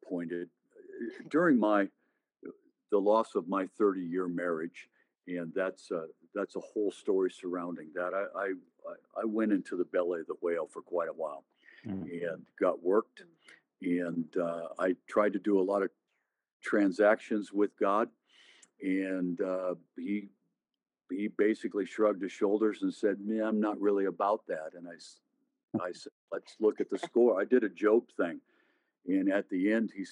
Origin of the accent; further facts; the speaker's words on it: Seattle, Washington, United States; moved away as an adult; now in Oklahoma, United States; I'm from Seattle